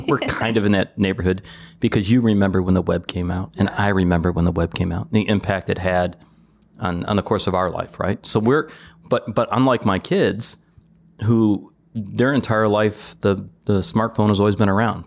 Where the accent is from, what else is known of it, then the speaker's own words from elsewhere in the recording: Detroit, Michigan, United States; I grew up on the South Side, outside the city limit, so we went back and forth of whether I was a true Detroiter or not